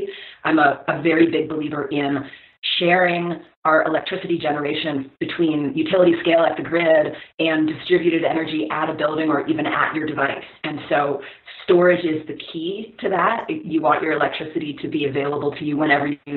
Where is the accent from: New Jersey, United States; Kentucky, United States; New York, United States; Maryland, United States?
Maryland, United States; I grew up in Maryland